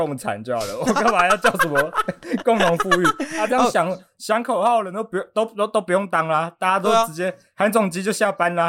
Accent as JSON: {"language": "Chinese", "country": "Taiwan", "said": "我是台湾人嘛。"}